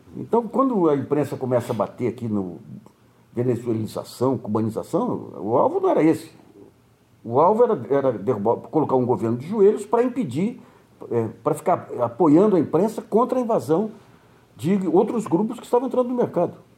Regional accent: Brazil; como brasileiro mais influente

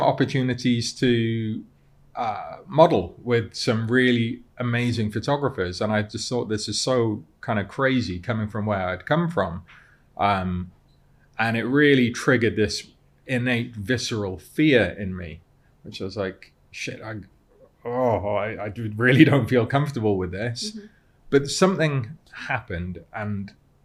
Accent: Cardiff, Wales, United Kingdom; moved away as an adult; now in London, United Kingdom; I'd lived in Cardiff all my life at the time. So I grew up in Cardiff.

